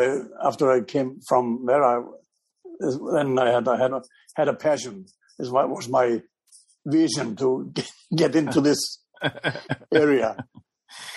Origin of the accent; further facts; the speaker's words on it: Iceland; Well, I'm from Iceland. It's an island in North Atlantic, Hollywood of the North.